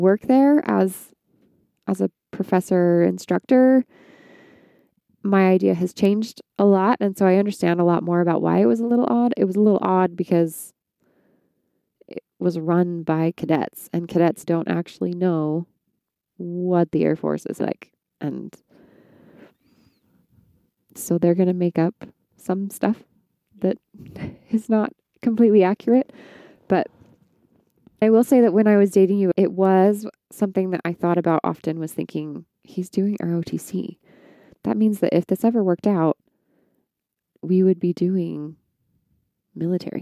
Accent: Draper, Utah, United States; I grew up in Draper, Utah

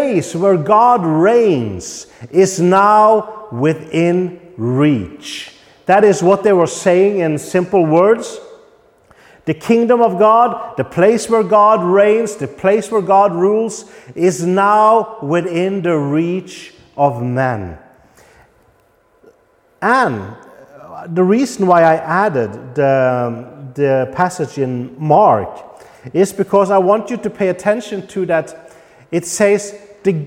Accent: Norway; now in Poland; I'm from Norway. That gives me certain rights because I belong to the Norwegian kingdom

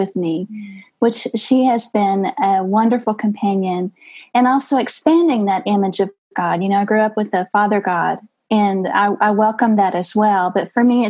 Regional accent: Texas, United States; So I'm Texan

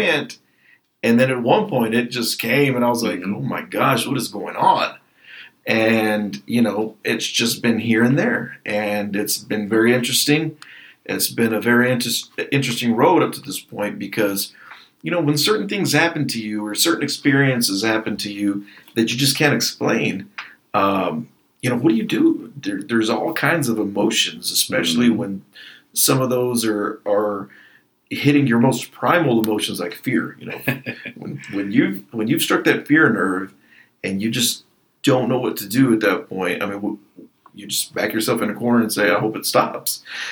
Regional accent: Lockney, Texas, United States; moved away as an adult; now in Lubbock, United States; I'm from Lockney, Texas, you know, the big old city.

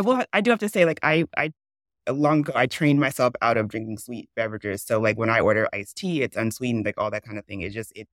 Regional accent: the South, United States; I grew up in the South. My family's from the South

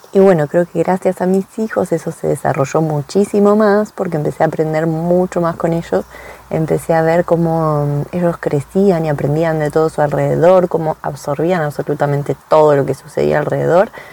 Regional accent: Buenos Aires, Argentina; moved away as an adult; now in France; soy argentina, de Buenos Aires más precisamente, eso lo deschaba mi acento

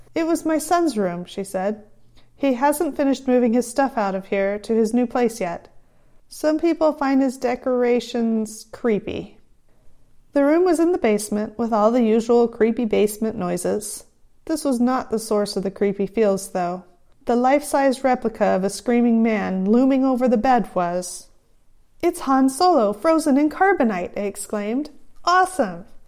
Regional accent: California, United States; accent: Californian; my own Californian accent has sometimes been difficult for some people to understand

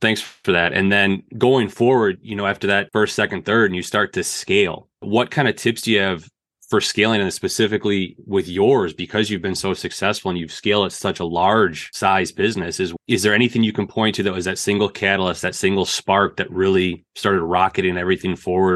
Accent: Northern Illinois, United States; also born or lived in Missouri; I was born and raised in Northern Illinois

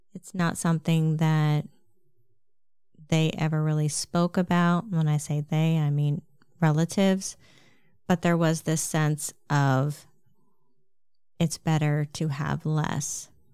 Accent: Lancaster, Pennsylvania, United States; I grew up in Amish country, Lancaster, Pennsylvania

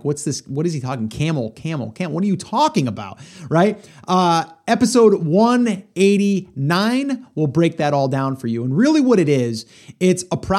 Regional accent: New York, United States; I was from New York. You were from Jersey.

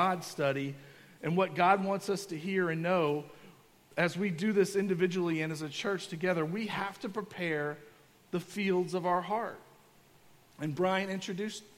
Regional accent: Kentucky, United States; I grew up in Kentucky, and I come from a family full of farmers.

